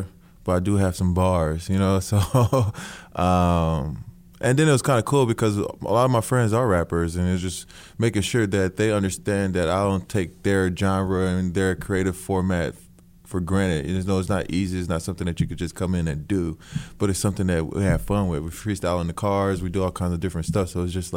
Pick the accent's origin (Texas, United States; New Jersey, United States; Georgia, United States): Texas, United States; Houston; I'm from Houston